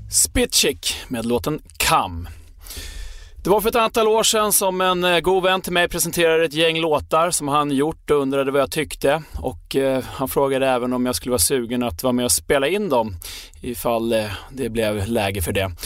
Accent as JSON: {"language": "Swedish", "country": "Sweden", "said": "vi svenskar"}